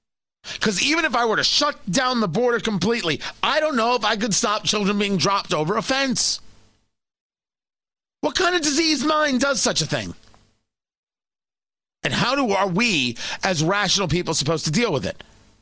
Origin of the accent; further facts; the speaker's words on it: New Jersey, United States; also born or lived in Brooklyn, New York; Born in Brooklyn, grew up in Jersey. I do not have an accent at all. I certainly don't have a New York accent